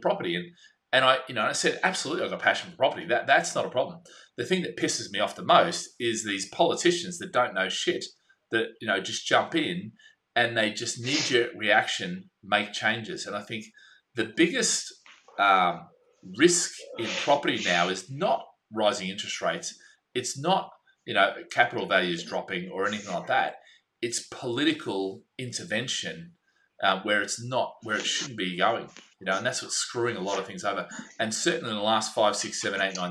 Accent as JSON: {"language": "English", "country": "Australia", "said": "I'm an Aussie"}